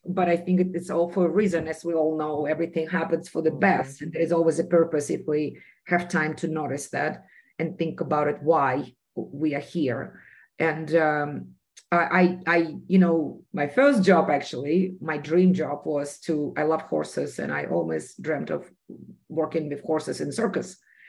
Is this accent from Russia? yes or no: yes; Russia; And I was very passionate about this because of my personal experience growing up in Soviet Union. I grew up in a secret city where a bomb was made, and every activity that we had as individuals was monitored.